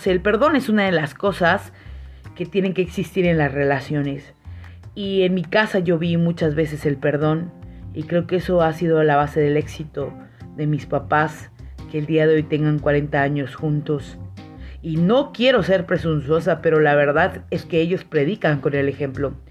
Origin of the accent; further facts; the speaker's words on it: San Cristóbal de las Casas, Chiapas, Mexico; now in -; y en San Cristóbal, de donde soy originaria. Mis papás viven allá.